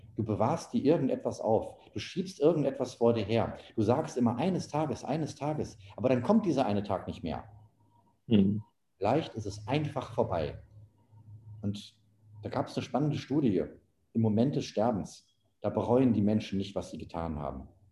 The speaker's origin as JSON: {"language": "German", "town": "Oberhausen", "region": "North Rhine-Westphalia", "country": "Germany", "tie": "born or raised there", "also_born_or_lived": "Saxony / Panama / Colombia", "moved": "yes", "said": "ein Autohaus in meiner Heimatstadt Oberhausen im Ruhrgebiet"}